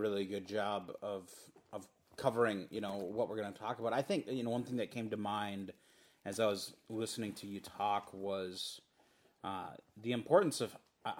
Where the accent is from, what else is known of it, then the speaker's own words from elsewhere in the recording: Moorhead, Minnesota, United States; also born or lived in Fargo, North Dakota; I was born in Moorhead. I lived in Moorhead for 13 years, and then I lived in Fargo for a couple, and then back in Moorhead. But I always call Fargo home